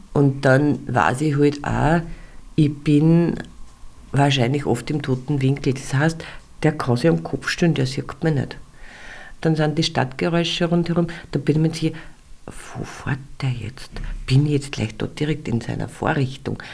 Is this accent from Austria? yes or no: yes; Austria; bei uns in Österreich